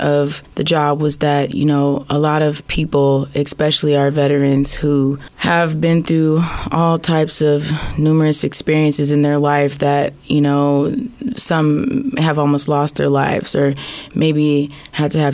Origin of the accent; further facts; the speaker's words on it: Des Moines, Iowa, United States; I was born and raised here in the Des Moines area. I've lived in Iowa all my life